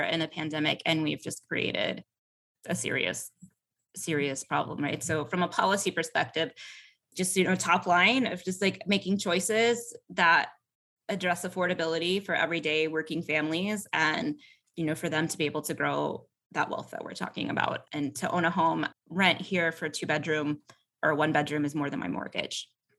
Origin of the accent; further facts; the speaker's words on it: Atlanta, Georgia, United States; And, you know, I'm from Atlanta. It's the city of sprawl.